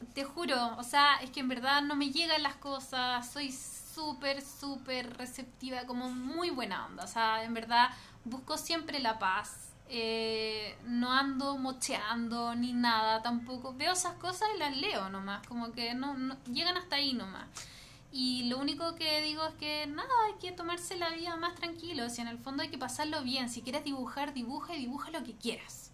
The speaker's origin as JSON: {"language": "Spanish", "town": "Puerto Varas", "region": "Los Lagos", "country": "Chile", "tie": "born or raised there", "moved": "as an adult", "lives_now": "Santiago, Chile", "said": "soy de Puerto Vara"}